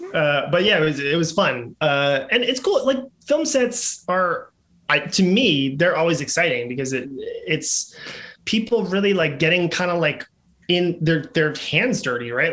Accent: New York City, New York, United States; I grew up in uh, like just 1980s New York City, Manhattan

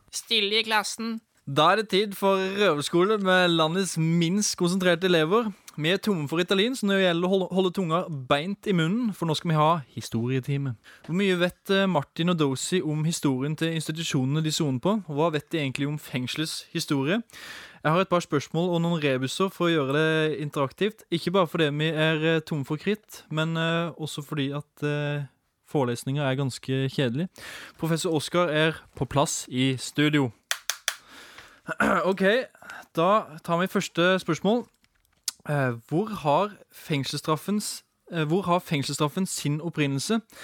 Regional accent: Arendal, Agder, Norway; I min bakgård hjemme i Arendal

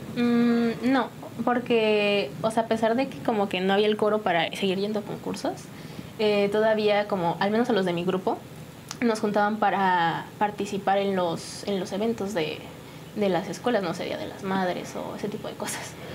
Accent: San Juan del Río, Querétaro, Mexico; De San Juan del Río. Sí, aquí nací

